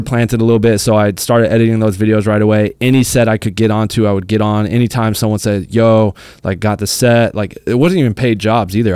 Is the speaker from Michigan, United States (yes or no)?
no; Arizona, United States; moved away as an adult; now in Los Angeles, United States; I'm from Arizona, I'm not from L A. You know, I grew up going to school, like, my high school was, you know, five minutes away from my house